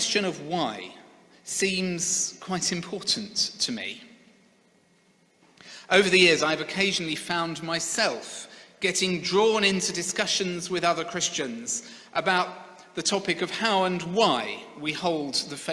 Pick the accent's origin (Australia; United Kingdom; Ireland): United Kingdom; Sevenoaks, South East England; The church where I grew up in Seven Oaks in Kent was a great church. I have very fond memories of the 20 years I attended there.